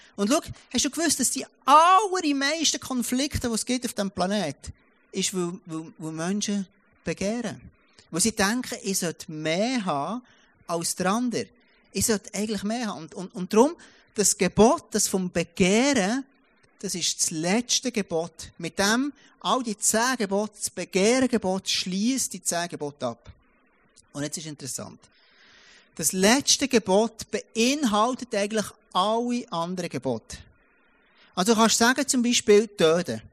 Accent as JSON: {"language": "German", "country": "Switzerland", "tie": "born or raised there", "moved": "yes", "said": "ich komme aus dem Jura. Und dort hat jeder mindestens eins oder zwei Autos, wo du hast ja gar keine ÖVs an dem Ort, wo ich aufwachsen bin"}